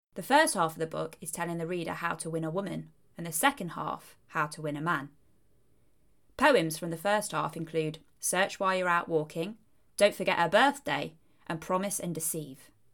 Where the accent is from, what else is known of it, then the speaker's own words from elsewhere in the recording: Leicestershire, East Midlands, United Kingdom; moved away; I originally hailed from Leicestershire if my accent hadn't already given it away.